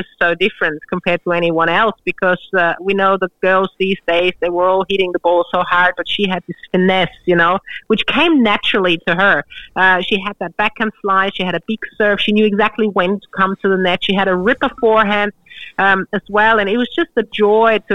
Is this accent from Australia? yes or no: yes; Australia; being an Australian